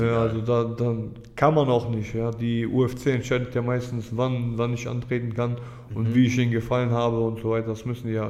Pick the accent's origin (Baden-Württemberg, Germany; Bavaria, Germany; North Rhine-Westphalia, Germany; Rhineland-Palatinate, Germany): North Rhine-Westphalia, Germany; Düsseldorf; Also ich bin hier aufgewachsen, ich bin Düsseldorfer